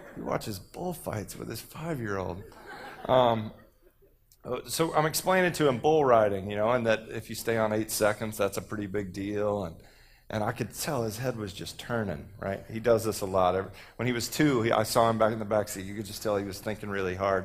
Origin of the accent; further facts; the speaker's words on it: Texas, United States; I'm from Texas